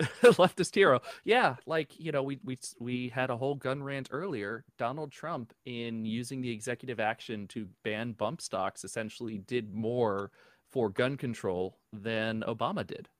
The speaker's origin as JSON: {"language": "English", "region": "New Jersey", "country": "United States", "tie": "born or raised there", "moved": "yes", "lives_now": "Florida, United States", "said": "I grew up in New Jersey"}